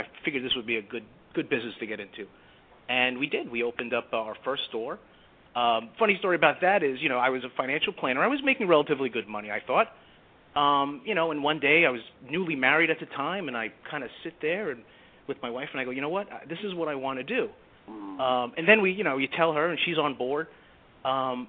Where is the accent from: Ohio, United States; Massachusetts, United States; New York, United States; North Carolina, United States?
New York, United States; New York City; also born or lived in Italy; I am a Brooklyn boy. I was born in Italy, but raised in Brooklyn, like a lot of Italians are